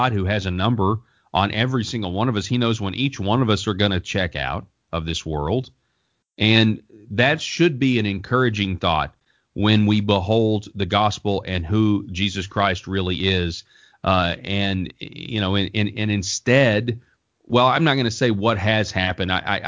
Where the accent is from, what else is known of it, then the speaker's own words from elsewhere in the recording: Colorado, United States; the governor of my home state of Colorado